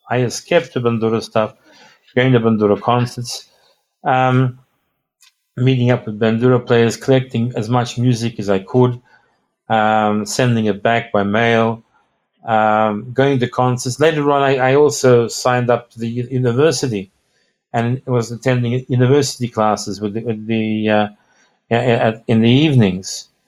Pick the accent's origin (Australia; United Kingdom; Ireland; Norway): Australia; and, I'm telling him I'm from Australia.